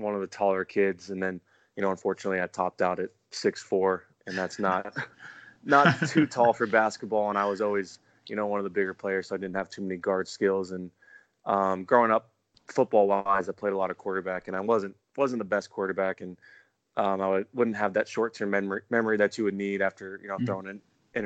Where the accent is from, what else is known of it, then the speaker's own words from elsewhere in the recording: California, United States; I'm from California